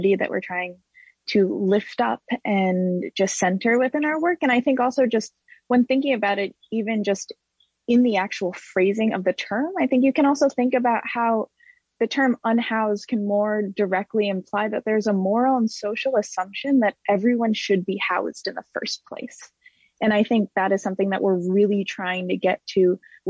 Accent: New York City, New York, United States; moved away as an adult; now in New Orleans, United States; I'm in New Orleans right now, but I'm from Brooklyn, New York.

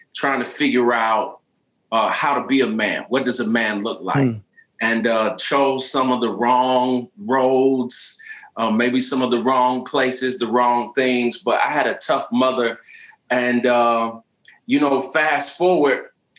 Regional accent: St. Petersburg, Florida, United States; moved away; I was born and raised in St. Petersburg, Florida.

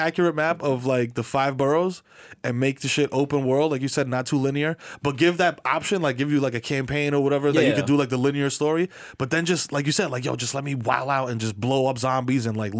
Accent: New York City, New York, United States; That's a very important, integral part of growing up in the Bronx.

